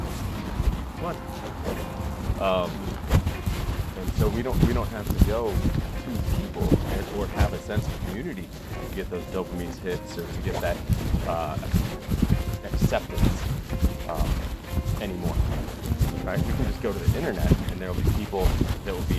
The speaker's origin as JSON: {"language": "English", "region": "Iowa", "country": "United States", "moved": "yes", "lives_now": "Las Vegas, United States", "said": "I found out I was from Iowa"}